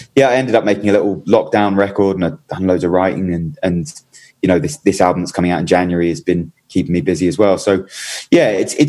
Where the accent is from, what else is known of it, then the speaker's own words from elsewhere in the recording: Brighton, South East England, United Kingdom; Yeah, I am. And I'm actually just sat in my kitchen looking out at well, I was going to say Brighton Beach. It's actually Hove Beach, okay.